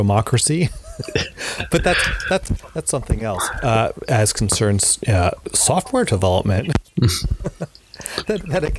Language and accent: English; North Carolina, United States; moved away; my home state of North Carolina